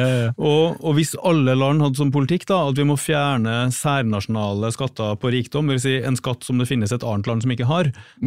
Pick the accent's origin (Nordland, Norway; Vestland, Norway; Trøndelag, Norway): Trøndelag, Norway; Trondheim; nå er jeg fra Trondheim